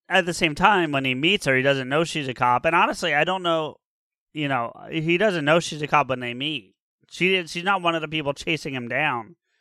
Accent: New Jersey, United States; born and raised in Jersey

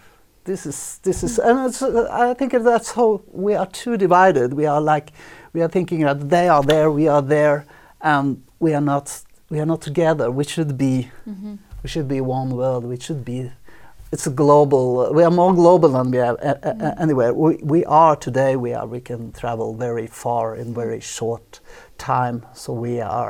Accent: Oslo, Norway; I was born in Oslo, so a little bit outside Oslo. So definitely, this is home.

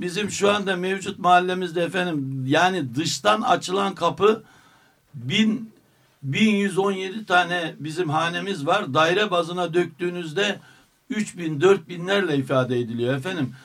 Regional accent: Derbent, Istanbul, Turkey; bizim dedelerimizin oraya kurduğu mahallede niçin bizim yaşama hakkımız olmasın

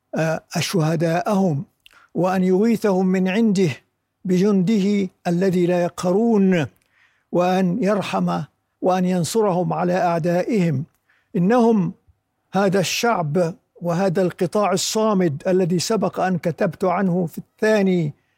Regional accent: Khan Yunis, Gaza Strip, Palestine; خان يونس مسقط رأسي

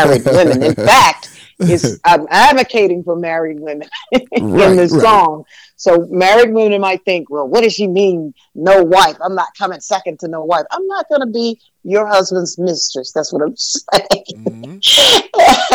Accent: Atlanta, Georgia, United States; I was born here in Atlanta, Georgia

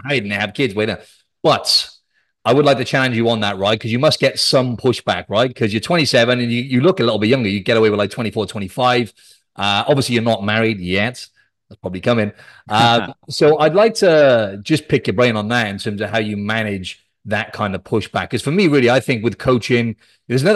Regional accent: Cardiff, Wales, United Kingdom; I'm from Wales, South Wales. I'm from the capital Cardiff

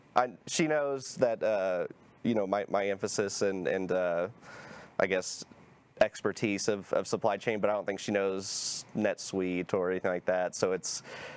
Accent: Plano, Texas, United States; also born or lived in Prosper, Texas; I lived at 15th Street in Alma in Plano.

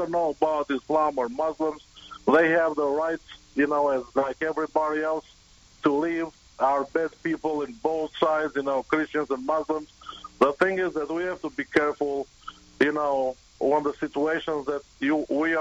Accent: Albania; English is a second language; moved away as an adult; now in United States; I originally am from Albania, and I've been in this country for 16 years.

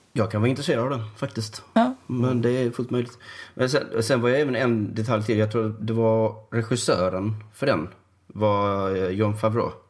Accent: Sweden; jag är svensk

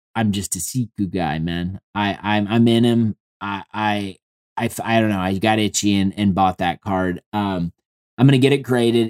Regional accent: Indianapolis, Indiana, United States; I'm from Indianapolis

